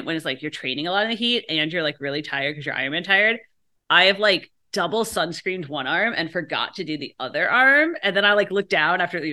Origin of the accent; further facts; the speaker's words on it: United States; I'm American